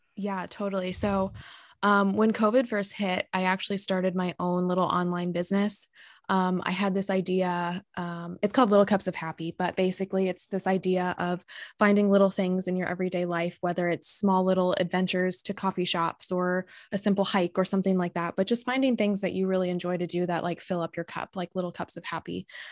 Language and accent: English; San Diego, California, United States; moved away as an adult; now in Michigan, United States; I'm from San Diego